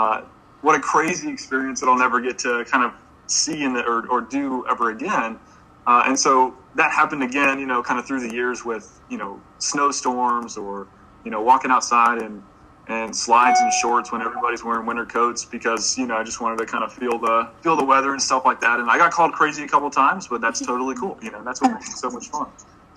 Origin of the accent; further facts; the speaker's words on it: Florida, United States; moved away as an adult; also born or lived in Oswego, New York; now in Pennsylvania, United States; I'm from Florida